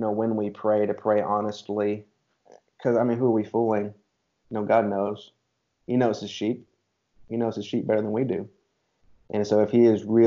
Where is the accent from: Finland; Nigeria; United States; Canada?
United States; as an American man